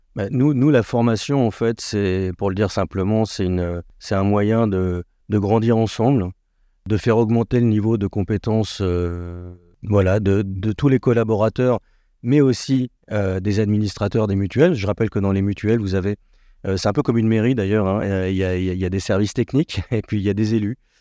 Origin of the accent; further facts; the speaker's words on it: France; on est français, on est latin